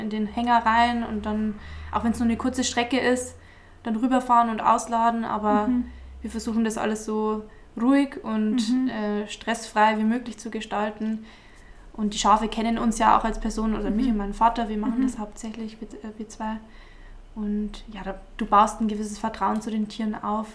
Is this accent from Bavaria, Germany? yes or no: yes; near Eichstätt, Altmühltal, Bavaria, Germany; accent: Bavarian; also born or lived in Freising; ich komme aus der Nähe von Eichstätt-Ingolstadt, aus dem wunderschönen Altmühltal